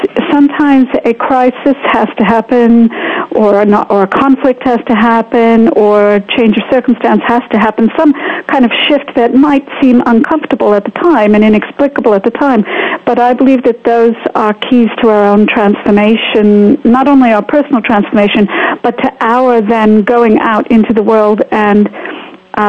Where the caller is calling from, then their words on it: Bedford, East of England, United Kingdom; I am calling from Bedford, England, so it's just a miracle we're connecting at all.